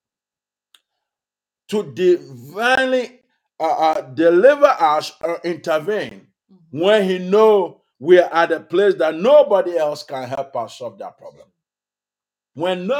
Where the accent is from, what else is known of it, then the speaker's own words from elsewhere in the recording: Ghana; moved away as an adult; now in United States; my home country, Ghana